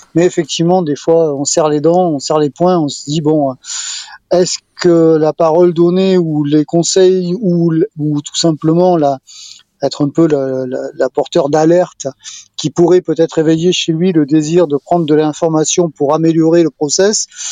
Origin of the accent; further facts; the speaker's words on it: Bordeaux, Nouvelle-Aquitaine, France; je suis un Bordelais